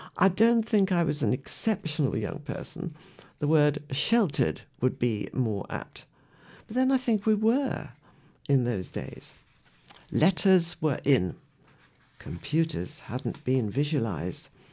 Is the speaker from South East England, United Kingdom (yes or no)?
no; West Midlands, United Kingdom; I was born in the West Midlands, an industrial area where sometimes we heard lions roaring